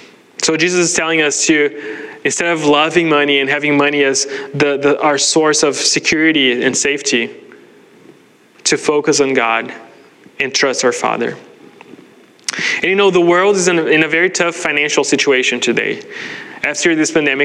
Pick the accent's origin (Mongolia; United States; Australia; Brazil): Brazil; moved away as an adult; I grew up in Brazil